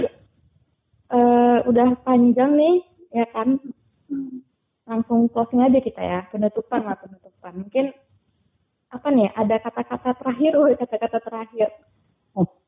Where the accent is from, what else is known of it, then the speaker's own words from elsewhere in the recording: Indonesia; kami dari Indonesia